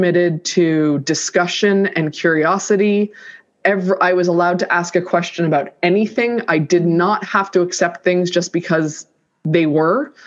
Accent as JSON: {"language": "English", "town": "Toronto", "region": "Ontario", "country": "Canada", "tie": "born or raised there", "said": "I grew up in Toronto in Canada and I am the first child of two immigrants"}